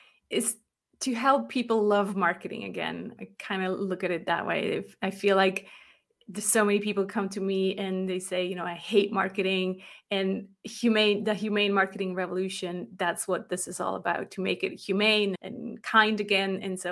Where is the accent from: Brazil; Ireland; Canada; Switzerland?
Switzerland; Bern; moved away; I'm originally from Bern.